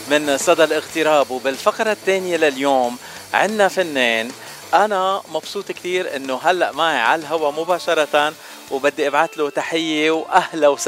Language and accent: Arabic; Bethlehem, West Bank, Palestine; أنا من فلسطين من بيت لحم بيت لحم من أحلى المناطق من أحلى البلدان